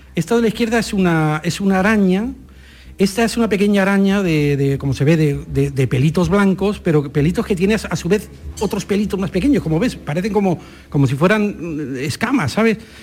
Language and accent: Spanish; Madrid, Community of Madrid, Spain; moved away as an adult; also born or lived in Almáchar, Málaga; nací en Madrid